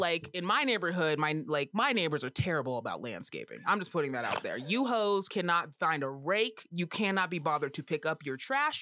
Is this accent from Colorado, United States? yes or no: yes; Colorado, United States; I'm from Colorado and I say all the letters in the word